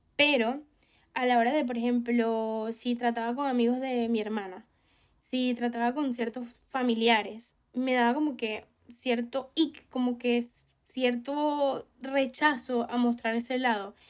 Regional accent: Venezuela; Yo sé que yo soy una persona venezolana

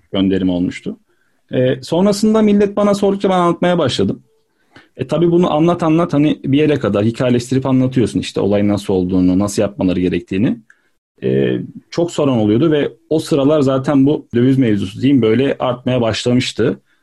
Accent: Adana, Turkey; moved away as an adult; also born or lived in Istanbul; Adana'dan çıkıp İstanbul'a gitmekti.

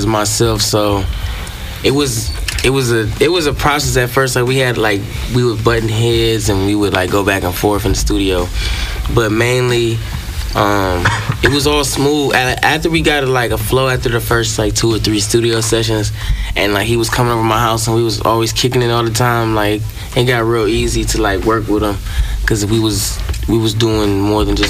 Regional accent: Broward County, Florida, United States; now in Ohio, United States; I'm from Broward County, Florida. I've been up here in Ohio since about 2015, 2016.

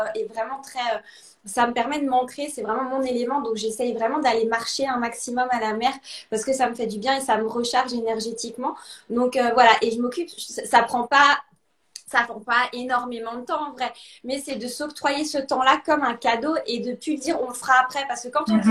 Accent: Alsace, Grand Est, France; also born or lived in Lausanne, Switzerland; now in Italy; Je suis originaire à la, base d'Alsace, en France

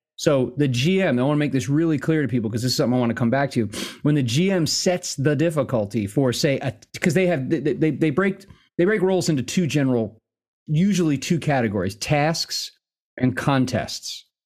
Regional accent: the West, United States; also born or lived in New Jersey; Western pioneer by upbringing

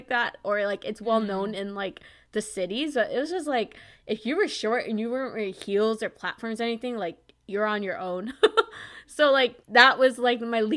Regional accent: Wisconsin, United States; I'm from Wisconsin

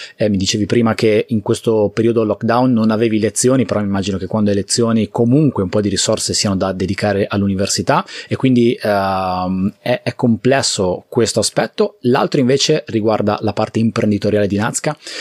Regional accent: Liguria, Italy; io sono Ligure e la Liguria è un territorio abbastanza fragile

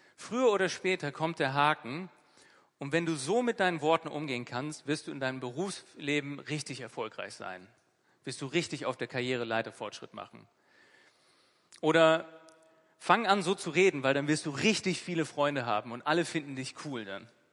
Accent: Northern Germany, Germany; also born or lived in Bremen; der wortgewandte Norddeutsche, der ich bin

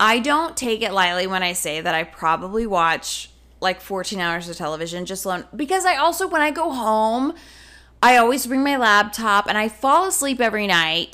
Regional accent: the South, United States; moved away; us growing up in the South

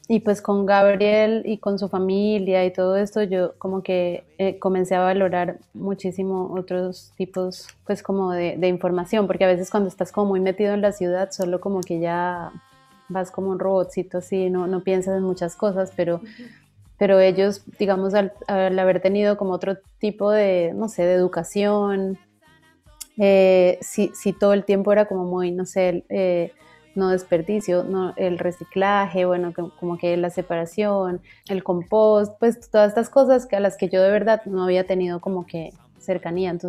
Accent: Bogotá, Colombia; born there; nací en Bogotá y Bogotá pues es como selva de cemento total.

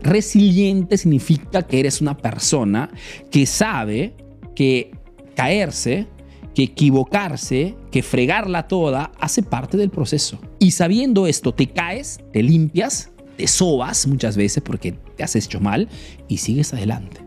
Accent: Peru; now in Italy; soy un emprendedor peruano que vive, hace negocios en Italia

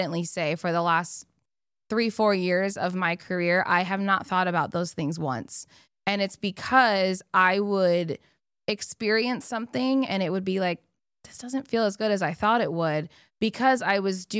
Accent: Arizona, United States; I'm from Arizona.

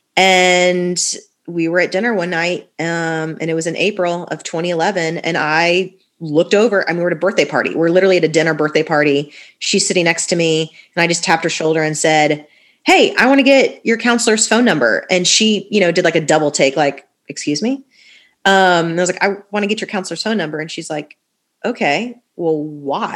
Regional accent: Fort Lauderdale, Florida, United States; moved away as an adult; also born or lived in Tallahassee, Florida; now in Nashville, United States; I'm originally from Fort Lauderdale, where you guys are based out of. My parents are still there, so born and raised, like literally my whole life until I went to college.

